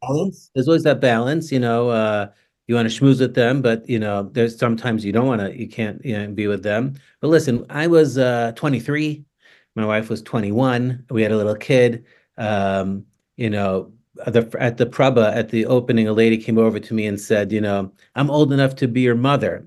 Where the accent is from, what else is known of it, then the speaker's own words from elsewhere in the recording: New York City, New York, United States; now in Toronto, Canada; I grew up in Staten Island